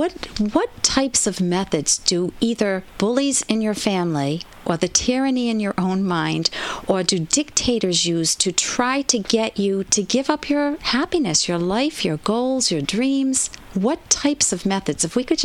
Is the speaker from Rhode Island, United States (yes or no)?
yes; Cranston, Rhode Island, United States; accent: Cranston; me with my Cranston accent